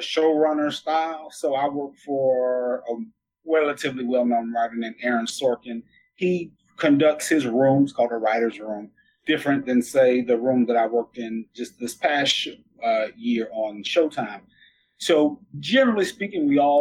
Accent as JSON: {"language": "English", "region": "the South", "country": "United States", "tie": "born or raised there", "said": "I'm a Southern boy. I grew up in the South, small town"}